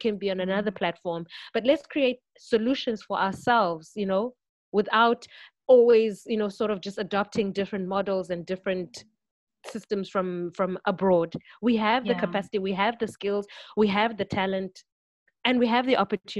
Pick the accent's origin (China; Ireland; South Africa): South Africa; as young South African professionals